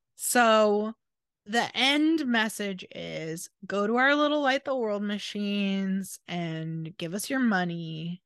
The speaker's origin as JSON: {"language": "English", "region": "Washington", "country": "United States", "tie": "born or raised there", "said": "we grew up in Washington. It was always a little rainy"}